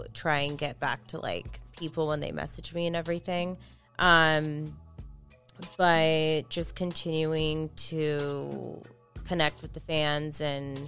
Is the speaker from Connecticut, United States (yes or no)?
no; Orange County, California, United States; born or raised there; moved away; also born or lived in East Coast